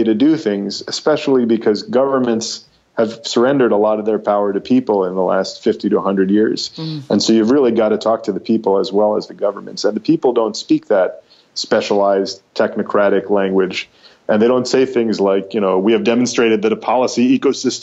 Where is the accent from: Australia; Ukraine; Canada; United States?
United States; also born or lived in New York; as an American